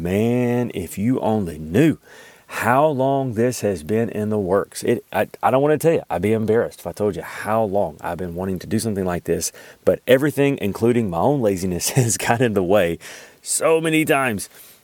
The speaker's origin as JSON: {"language": "English", "region": "Alabama", "country": "United States", "lives_now": "Kentucky, United States", "said": "I live in Kentucky. Hopefully you can't really tell with my accent. I do work on it because I don't want you to deduct like 10 IQ points. It is so crazy when people find out, like I'm actually from Alabama"}